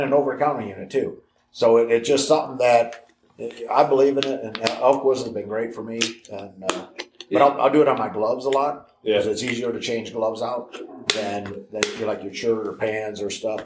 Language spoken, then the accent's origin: English; Illinois, United States; moved away as an adult; also born or lived in Montana; I grew up in Illinois, and I started guiding in Montana when I was 18